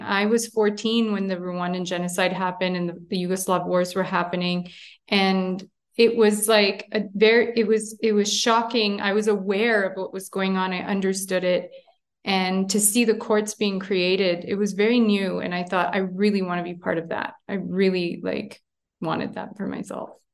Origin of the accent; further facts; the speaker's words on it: Montreal, Quebec, Canada; moved away as an adult; now in Armenia; I'm born and raised in Montreal, Canada, uh, but I'm, uh, ethnic Armenian of origin